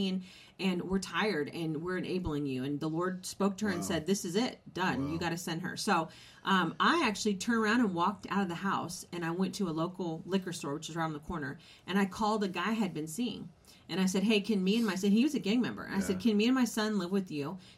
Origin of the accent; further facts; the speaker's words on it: California, United States; I was raised in California.